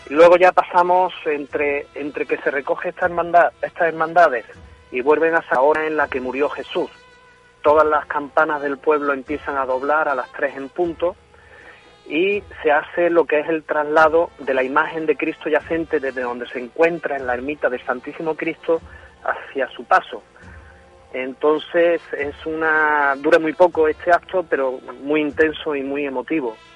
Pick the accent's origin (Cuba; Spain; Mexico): Spain; Pedro Abad, Andalusia; Y esto es la Semana Santa de mi pueblo.